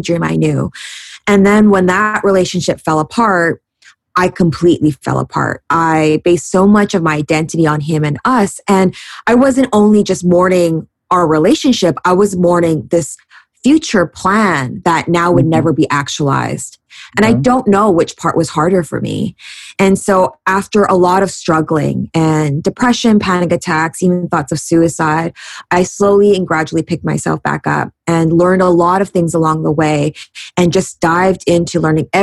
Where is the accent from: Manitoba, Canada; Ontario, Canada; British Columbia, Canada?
British Columbia, Canada; Vancouver; moved away as an adult; also born or lived in New York City; I love Vancouver. I'm born and raised here